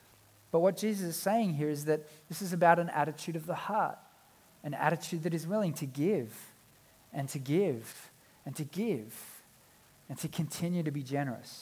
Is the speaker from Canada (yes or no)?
no; South Africa; now in Australia; I was born in South Africa and we've been back a number of times